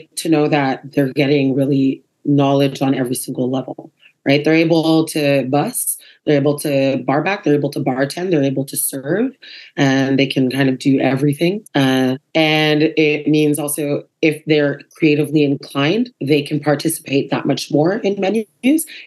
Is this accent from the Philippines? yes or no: no; Saskatchewan, Canada; now in Montreal, Canada; I grew up in Saskatchewan, so that was like my little hometown right there